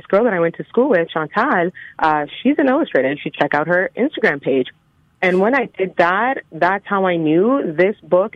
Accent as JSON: {"language": "English", "town": "Winnipeg", "region": "Manitoba", "country": "Canada", "tie": "born or raised there", "moved": "yes", "lives_now": "Toronto, Canada", "said": "Born and raised in Winnipeg. I'm actually calling in from the GTA right now, Toronto"}